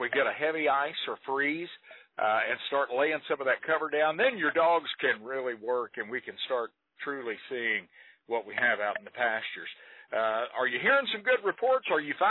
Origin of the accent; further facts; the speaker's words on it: Palo Pinto County, Texas, United States; also born or lived in Wise County, Texas; we're Texas boys. I grew up in Palo Pinto County.